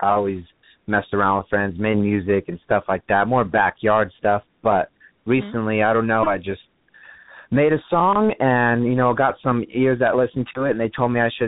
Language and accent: English; California, United States; moved away as an adult; now in Texas, United States; I'm actually from California